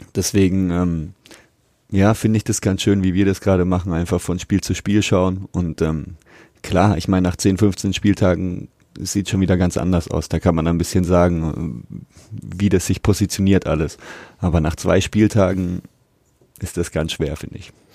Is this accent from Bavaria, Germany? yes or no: yes; Nuremberg, Bavaria, Germany; also born or lived in Fürth; seit meiner Geburt lebe ich in Nürnberg